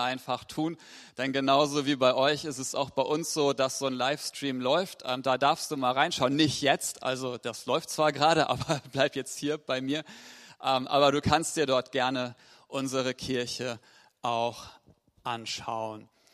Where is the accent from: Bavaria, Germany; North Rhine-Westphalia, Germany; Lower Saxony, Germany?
Lower Saxony, Germany; Ich komme aus Wena.